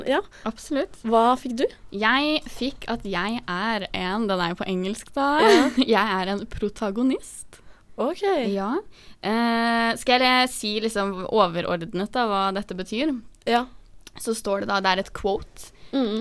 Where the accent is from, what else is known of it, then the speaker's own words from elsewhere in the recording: Oslo, Norway; Det var hjemme på trikken i Oslo, vi er jo fra Oslo